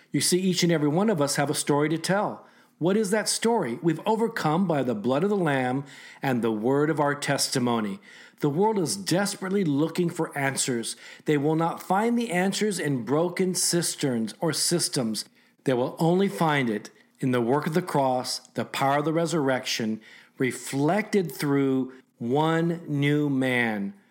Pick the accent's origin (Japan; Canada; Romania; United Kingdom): Japan; now in United States; I was born in Japan